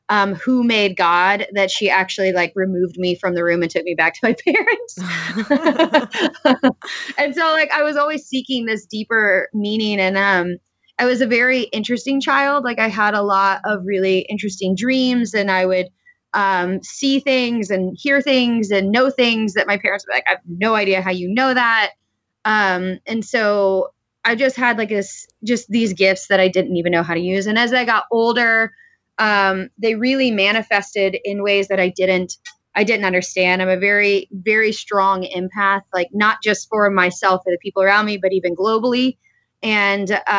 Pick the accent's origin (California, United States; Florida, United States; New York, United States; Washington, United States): Florida, United States; I grew up in Florida and I had a really great upbringing